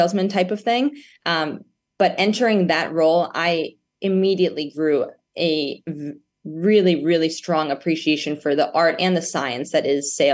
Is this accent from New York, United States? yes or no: yes; New York, United States; I grew up in New York, and a single mother raised me who owns a real estate company